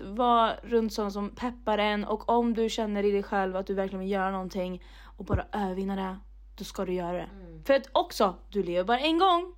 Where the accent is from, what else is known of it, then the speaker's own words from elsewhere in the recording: Mariestad, Västra Götaland, Sweden; moved away; mina kompisar där hemma i Mariestad